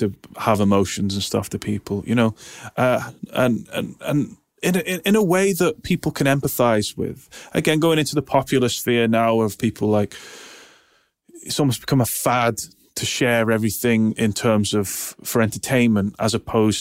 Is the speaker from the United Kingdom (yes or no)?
yes; United Kingdom; now in Manchester, United Kingdom; I'm British.